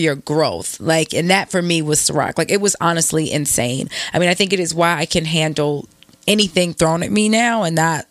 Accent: Baltimore, Maryland, United States; I'm from Baltimore, 410 all day

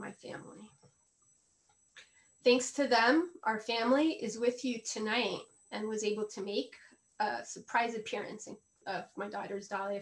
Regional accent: Colombia; moved away as an adult; also born or lived in Los Angeles; now in United States; I am a Colombian woman, raised Catholic

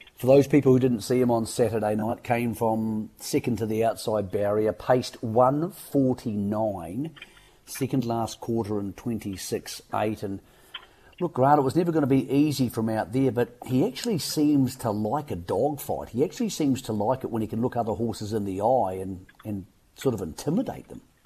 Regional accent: New Zealand; as a New Zealander

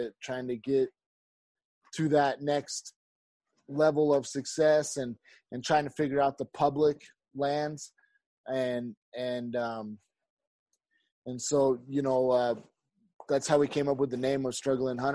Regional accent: Idaho, United States; I grew up in Idaho

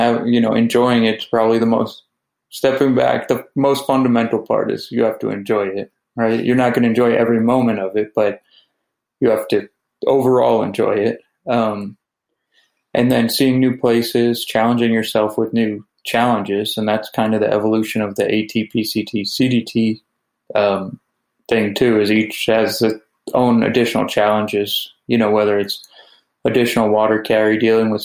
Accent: New York, United States; I grew up in New York

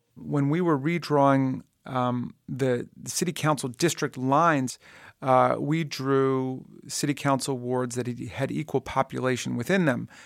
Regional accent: Takoma Park, Maryland, United States; my hometown, uh, of Tacoma Park, Maryland

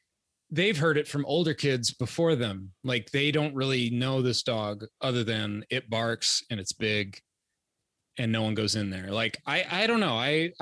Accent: Cape Coral, Florida, United States; I grew up in Cape Coral, Florida, which is a large, spatially large town.

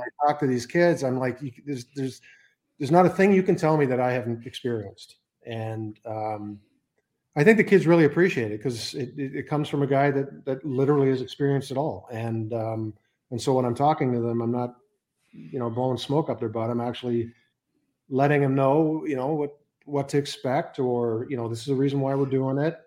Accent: Edmonton, Alberta, Canada; also born or lived in Johannesburg, South Africa / Copenhagen, Denmark; now in United States; German that was born in South Africa, grew up in Canada, and works in the U.S.

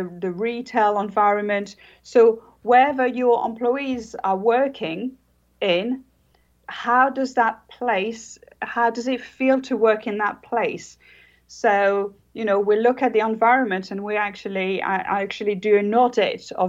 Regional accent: France; now in Jersey; I am actually French.

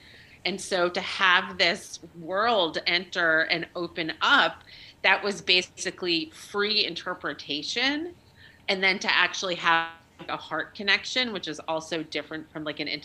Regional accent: New York, United States; I'm a Jew from New York, and I did not have like an evangelical upbringing

